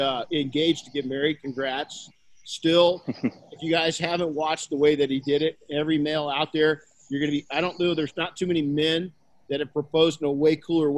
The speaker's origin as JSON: {"language": "English", "town": "Colton", "region": "California", "country": "United States", "tie": "born or raised there", "said": "I was raised by my mom and grandma in Colton, California"}